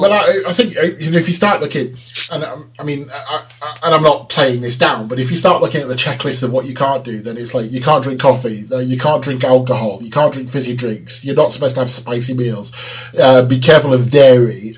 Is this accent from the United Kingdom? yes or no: yes; England, United Kingdom; accent: English; I sound like an Englishman speaking Czech